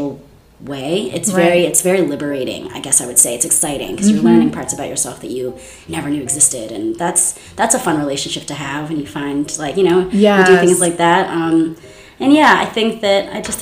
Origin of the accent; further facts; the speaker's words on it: Scotland, United Kingdom; also born or lived in New York; now in United States; I'm also fully aware and I'm very proud of being Scottish.